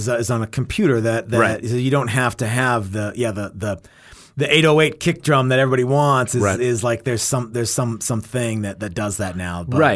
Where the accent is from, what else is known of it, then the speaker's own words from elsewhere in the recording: Texas, United States; so I grew up in North Texas, where there wasn't a huge punk rock scene